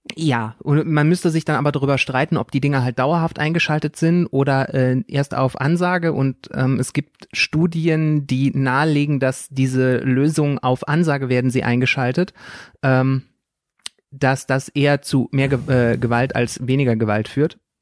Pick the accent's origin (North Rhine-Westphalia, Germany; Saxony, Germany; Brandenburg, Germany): North Rhine-Westphalia, Germany; moved away; ich komme aus NRW, da sind äh, Gesamtschulen nicht so selten